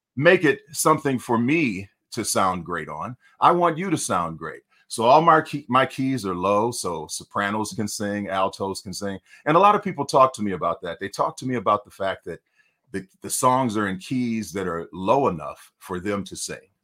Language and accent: English; Detroit, Michigan, United States; now in California, United States; I'm from Detroit, Michigan